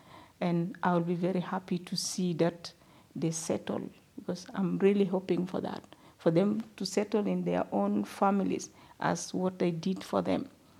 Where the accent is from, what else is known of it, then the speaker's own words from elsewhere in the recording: Sudan; moved away; especially in Uganda when I was out from Sudan.